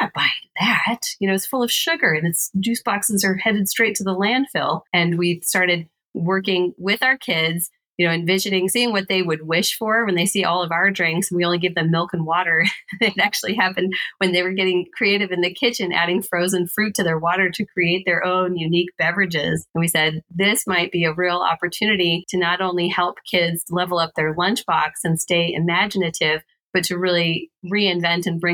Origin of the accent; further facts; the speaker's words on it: Colorado, United States; I'm from Colorado